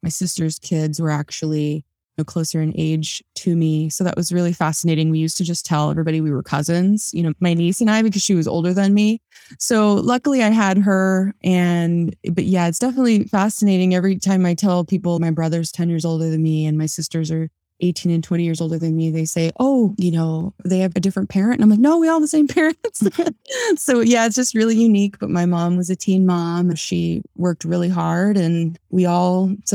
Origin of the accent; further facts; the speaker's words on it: Las Vegas, Nevada, United States; also born or lived in California; I actually grew up here in Las Vegas, although I was born in California. I was raised here in Vegas